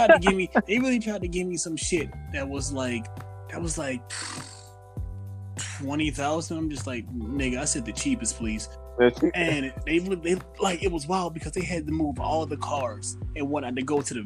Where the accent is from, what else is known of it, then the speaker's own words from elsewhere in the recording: the South, United States; I'm from the South. We grew up off of that.